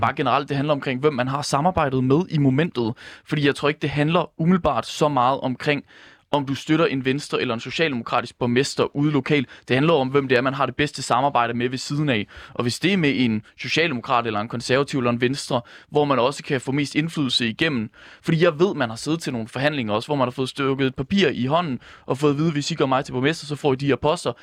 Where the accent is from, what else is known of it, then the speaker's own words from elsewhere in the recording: Ringkøbing-Skjern Municipality, Central Denmark Region, Denmark; nu er jeg selv fra Ringkøbing Skjern Kommune